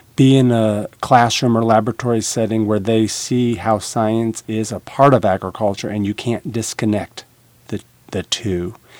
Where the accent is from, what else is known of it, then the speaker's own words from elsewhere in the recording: Illinois, United States; now in Nebraska, United States; Originally, I'm from Illinois